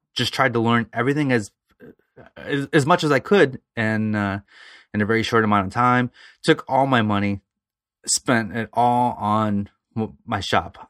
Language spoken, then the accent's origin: English; around Toledo, Ohio, United States; other small towns around Toledo, Fremont, Ohio, Elmore, Ohio